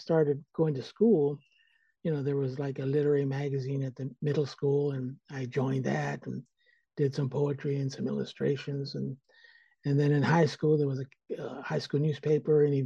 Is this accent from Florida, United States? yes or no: no; Stockton, California, United States; moved away as an adult; now in San Francisco, United States; I'm originally from Stockton, California, which is about 80 miles here in the Central Valley. And I grew up there